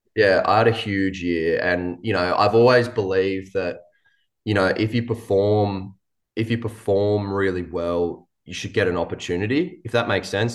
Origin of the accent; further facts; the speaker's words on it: New South Wales, Australia; moved away; I grew up in New South Wales